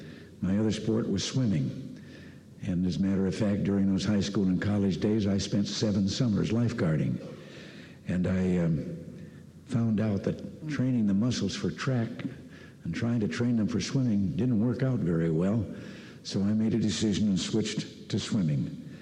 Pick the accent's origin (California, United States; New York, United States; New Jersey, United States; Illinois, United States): Illinois, United States; Dixon; going to high school 90 miles west of Chicago in Dixon, Illinois, my hometown.